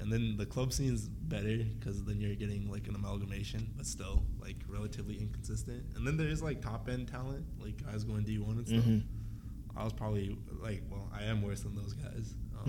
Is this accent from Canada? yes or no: yes; Vancouver, British Columbia, Canada; I'm from actual Vancouver, man.